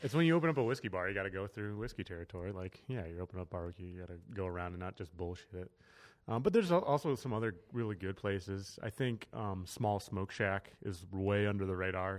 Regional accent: Connecticut, United States; moved away; I'm originally from Connecticut, married in Connecticut, which is kind of near Hartford, like in the center of the state.

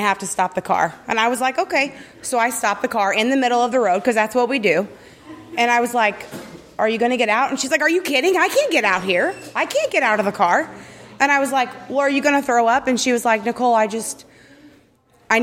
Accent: Southern Illinois, United States; also born or lived in St. Louis; I grew up in a small town in southern Illinois, 300 people.

